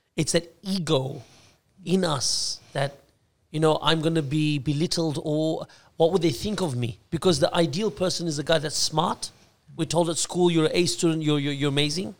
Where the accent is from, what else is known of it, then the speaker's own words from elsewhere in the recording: Australia; being Australian born, Aussie born